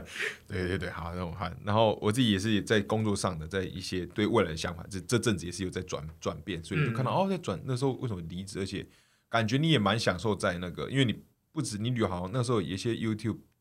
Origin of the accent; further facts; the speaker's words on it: Kaohsiung, Taiwan; 谢谢谢谢哦，我是高雄人，谢谢。